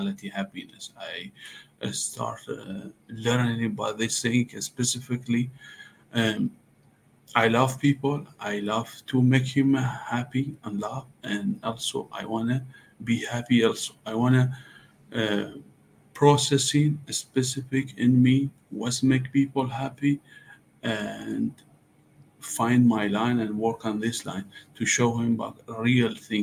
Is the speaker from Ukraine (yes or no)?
no; Iran; English is a second language; moved away as an adult; also born or lived in Dallas, Texas; now in Los Angeles, United States; I grew up in Iran, but now I'm here about 5 years in America.